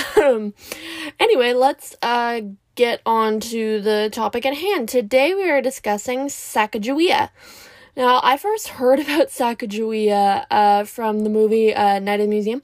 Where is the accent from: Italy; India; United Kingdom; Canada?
Canada; I'm Canadian